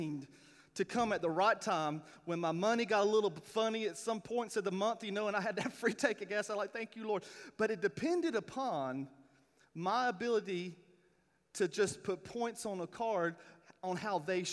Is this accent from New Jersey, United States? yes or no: no; Clinton, North Carolina, United States; moved away; I am from a small town named Clinton, North Carolina